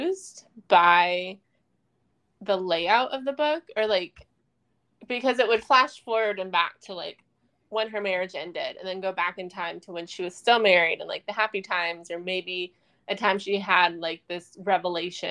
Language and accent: English; Midwest, United States; Midwest that we're from